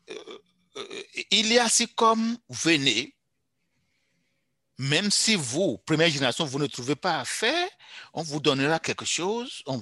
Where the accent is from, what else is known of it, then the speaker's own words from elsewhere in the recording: Canada; il faudra que, en tant que Canadien, je suis dedans, nous comprenions que nous pénalisons doublement les pays où nous allons chercher nos, immigrants.